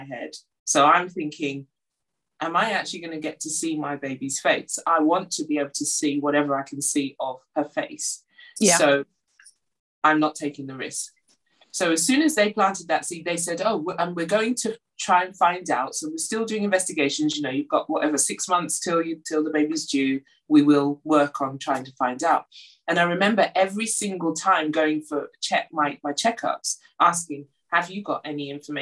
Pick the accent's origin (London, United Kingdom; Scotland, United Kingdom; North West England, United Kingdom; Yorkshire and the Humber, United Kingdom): London, United Kingdom; moved away as an adult; now in Durham, United Kingdom; was born and brought up in London